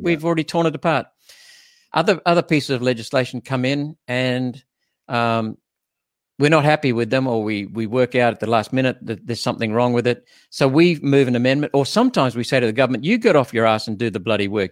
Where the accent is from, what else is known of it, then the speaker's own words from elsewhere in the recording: Queensland, Australia; being a Queenslander